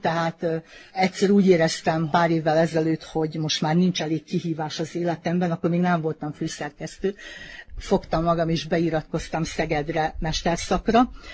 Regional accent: Vojvodina, Serbia; visszakerültem ide a, a szülőhelyemnek a közelébe, mert jó, hát 5 kilométerre lakom innen

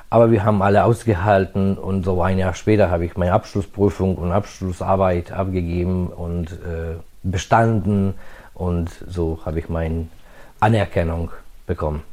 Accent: Novi Sad, Vojvodina, Serbia; moved away as an adult; also born or lived in Budapest, Hungary; now in Germany; ich bin in Budapest in Ungarn geboren und hier im Novi Sad groß geworden.

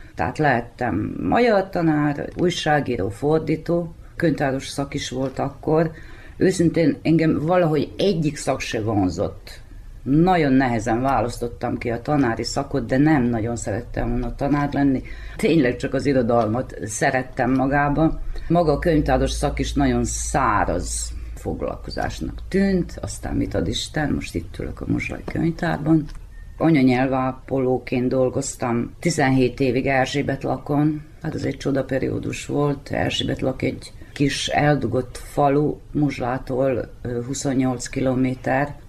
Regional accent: Muzlja, Vojvodina, Serbia; also born or lived in Zrenjanin; 1958. március 13-án születtem. Nagybecskereken, de különben tőzsgyökeres muzslai vagyok

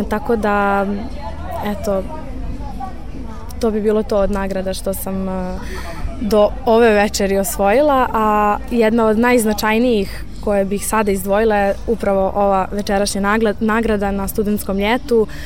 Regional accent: Belgrade, Serbia; imam 18 godina i dolazim iz Beograda.

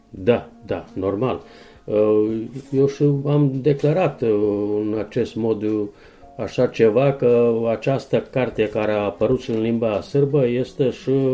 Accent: Timok Valley, Southern and Eastern Serbia, Serbia; sunt omul locului

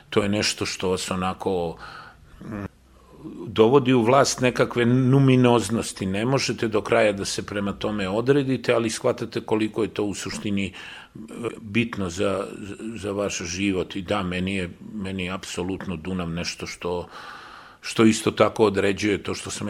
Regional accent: Belgrade, Serbia; Ja sam zaista kao dete došao na Novi Beograd, dečačić, sa 7-8 godina došao na Novi Beograd, a Novi Beograd je tad bilo jedna beskrajno prazna pusta, površna

